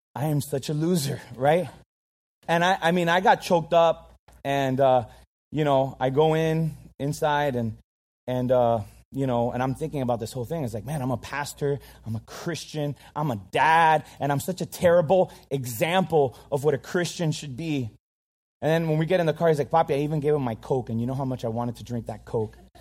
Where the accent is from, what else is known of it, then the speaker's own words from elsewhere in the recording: Miami, Florida, United States; I'm Cuban. I, I grew up in Miami